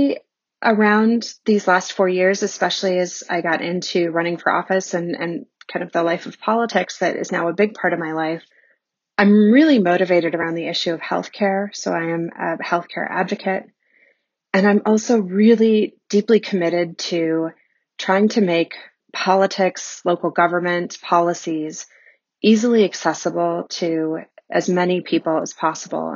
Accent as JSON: {"language": "English", "town": "Bismarck", "region": "North Dakota", "country": "United States", "tie": "born or raised there", "moved": "yes", "said": "I grew up in Bismarck, North Dakota, of all places"}